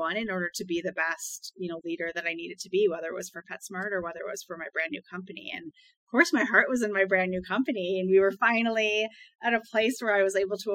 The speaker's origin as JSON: {"language": "English", "region": "Wisconsin", "country": "United States", "tie": "born or raised there", "said": "I was born and raised in Wisconsin"}